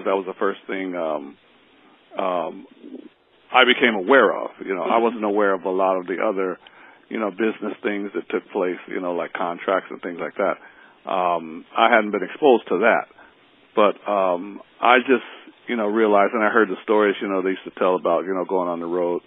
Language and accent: English; Cincinnati, Ohio, United States; I'm from Cincinnati, Ohio, and actually everybody is from Cincinnati, Ohio, the whole group. It was pretty nice there